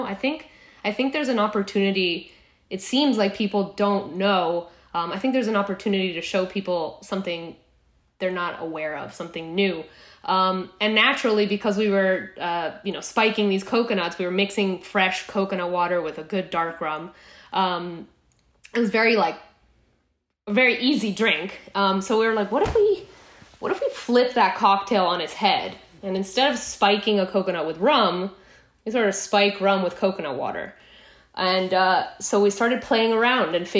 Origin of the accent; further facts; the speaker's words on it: Guatemala; moved away as an adult; also born or lived in El Salvador / Boston; I grew up in Guatemala. Most of my childhood, I moved down to Central America when I was about 9 years old, lived in El Salvador for a few years, and then we moved to Guatemala where I did all of my high school education